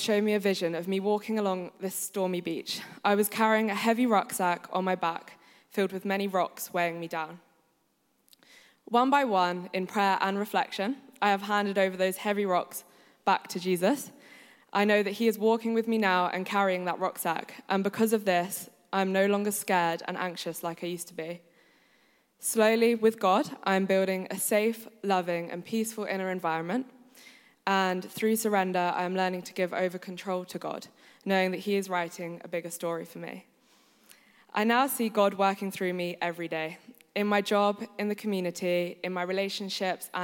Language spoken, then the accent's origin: English; Suffolk, East of England, United Kingdom; moved away as an adult; now in Nottingham, United Kingdom; I grew up in Suffolk, moved to Nottingham